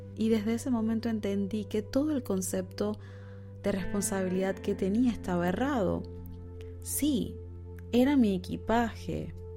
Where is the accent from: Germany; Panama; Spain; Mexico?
Panama; moved away as an adult; also born or lived in Buenos Aires, Argentina; Panamá, mi país natal